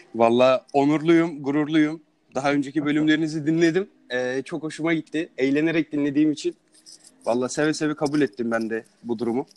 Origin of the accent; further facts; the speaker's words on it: Turkey; moved away; Türkiye diyorum